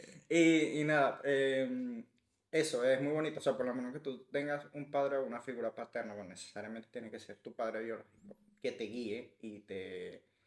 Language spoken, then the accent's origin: Spanish; Venezuela; que somos los venezolanos